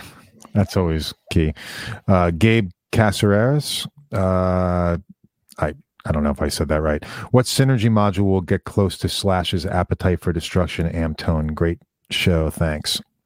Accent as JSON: {"language": "English", "town": "New York City", "region": "New York", "country": "United States", "tie": "born or raised there", "said": "I grew up in Brooklyn, New York"}